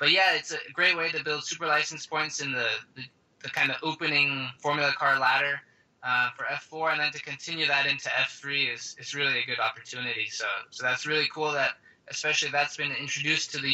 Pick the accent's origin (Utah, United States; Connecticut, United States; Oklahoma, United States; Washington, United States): Washington, United States; Seattle; also born or lived in Denmark; we moved over to the States, living in Seattle now. Been living there since I moved